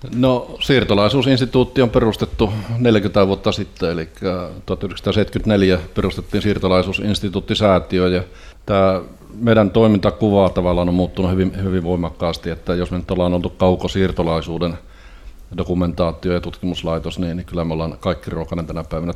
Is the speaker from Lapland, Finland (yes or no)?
yes; Rovaniemi, Lapland, Finland; also born or lived in Kemi; now in Turku, Finland; Mä olen syntynyt, tai syntynyt Kemissä, mutta asunut nuoruutena ja myöhemmin elämäni Rovaniemellä.